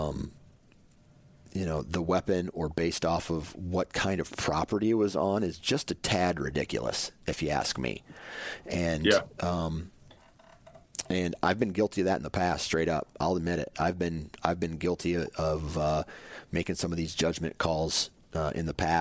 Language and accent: English; Iowa, United States; I grew up in Iowa where there was hardly any public land to hunt